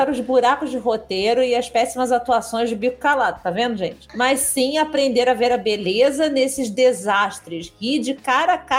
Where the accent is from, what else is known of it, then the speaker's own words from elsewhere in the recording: Fraiburgo, Santa Catarina, Brazil; Sou de Fraiburgo, no interior de Santa Catarina.